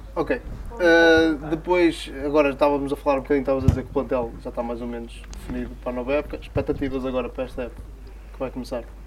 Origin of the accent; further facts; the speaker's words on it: Portugal; o clube da minha terra